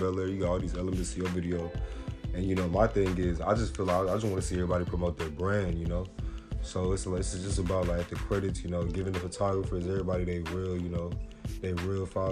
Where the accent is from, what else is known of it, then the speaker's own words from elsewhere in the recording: Nigeria; now in Austin, United States; I'm Nigerian